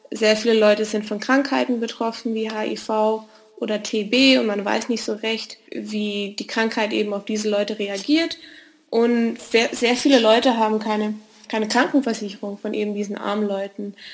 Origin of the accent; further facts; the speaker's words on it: Western Cape, South Africa; born there; also born or lived in Germany; Ich bin 27 Jahre alt, ich bin gebürtige Südafrikanerin, ähm, habe aber ganz lange in Deutschland gelebt und ich befinde mich zum Zwecke des Studiums in Südafrika, ähm, genauer in Kapstadt.